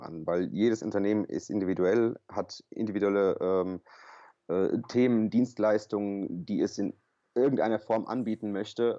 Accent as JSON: {"language": "German", "town": "Offenbach am Main", "region": "Hesse", "country": "Germany", "tie": "born or raised there", "said": "ich bin kroatischer Hesse äh, gebürtig hier aus Offenbach"}